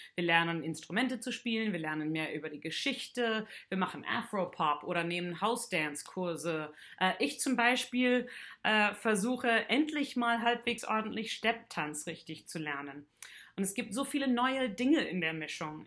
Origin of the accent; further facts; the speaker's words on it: Canada; now in Heidelberg, Germany; Ich komme aus Kanada und wohne schon seit einigen Jahren